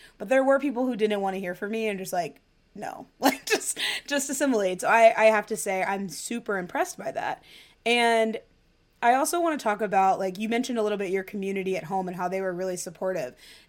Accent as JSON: {"language": "English", "town": "New York City", "region": "New York", "country": "United States", "said": "from the South Bronx."}